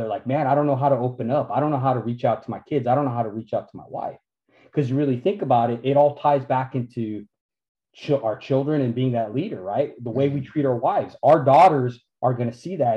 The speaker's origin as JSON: {"language": "English", "town": "Santa Fe", "region": "New Mexico", "country": "United States", "tie": "born or raised there", "said": "I grew up in Santa Fe, New Mexico"}